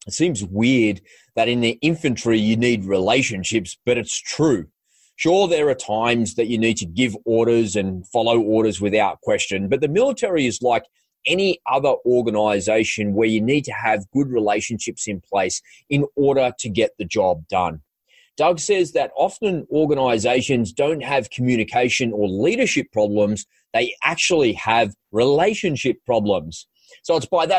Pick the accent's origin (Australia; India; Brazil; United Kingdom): Australia; Sydney, New South Wales; I grew up in Sydney, Australia, had it from a beautiful, loving family